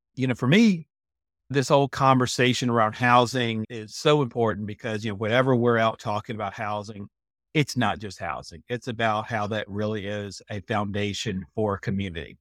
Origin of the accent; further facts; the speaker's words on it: Lynchburg, Virginia, United States; moved away as an adult; also born or lived in Blacksburg, Virginia; I was born in Virginia, down in Central Virginia in the city of Lynchburg.